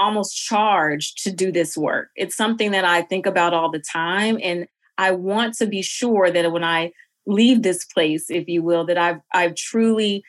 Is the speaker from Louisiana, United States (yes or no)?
no; Jackson, Mississippi, United States; moved away as an adult; also born or lived in Boston; now in Atlanta, United States; I myself am from Mississippi, Jackson in particular, which is a Black city